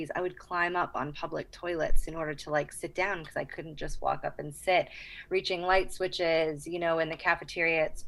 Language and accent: English; Boston, Massachusetts, United States; moved away as an adult; also born or lived in Charleston, South Carolina; I'm originally from Boston, Massachusetts, just south of Boston